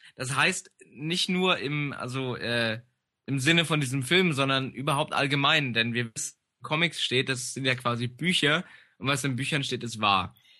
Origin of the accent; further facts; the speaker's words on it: Germany; im Harz, da wo ich herkomme